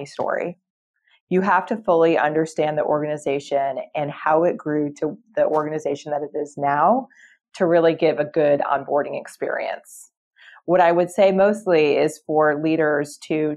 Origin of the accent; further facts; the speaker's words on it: Atlanta, Georgia, United States; I'm from Atlanta